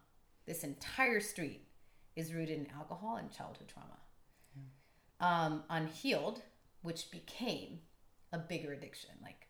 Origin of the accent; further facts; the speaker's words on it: Tijuana, Baja California, Mexico; now in San Diego, United States; growing up in Tijuana